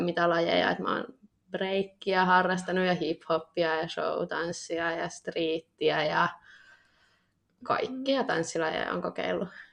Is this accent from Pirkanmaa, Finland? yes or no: yes; Tampere, Pirkanmaa, Finland; also born or lived in Nokia; mä oon ollut aina tästä Tampereelta, Pirkanmaalta.